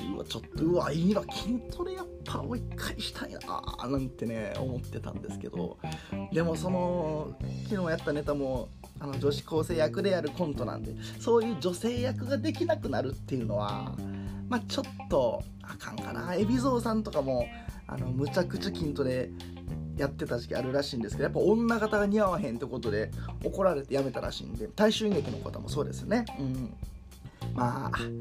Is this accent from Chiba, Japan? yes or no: no; Kakogawa, Hyogo, Japan; moved away; 淡津という地域で自分は生まれ育ってます